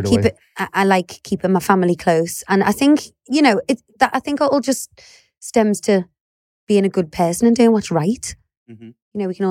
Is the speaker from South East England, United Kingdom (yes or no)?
no; Liverpool, North West England, United Kingdom; accent: Scouse; I was dragged up in the heart of Liverpool. But I think we're both from, you know, good families and very normal backgrounds.